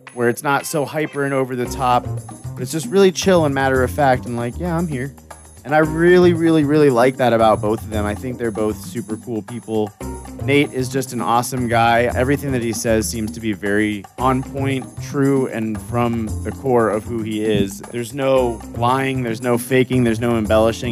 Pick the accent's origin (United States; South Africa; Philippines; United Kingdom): United States; Florida; I was raised in Florida, but I will state that I wasn't born there